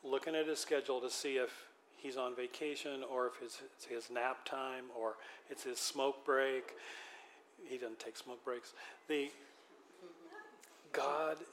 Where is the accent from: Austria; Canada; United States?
United States; Western Washington; also born or lived in Philippines; Growing up in Western Washington